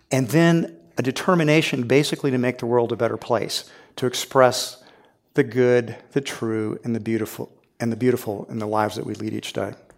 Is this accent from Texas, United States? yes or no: yes; Houston, Texas, United States; I grew up in Houston, Texas, and so I saw this when I was a little boy.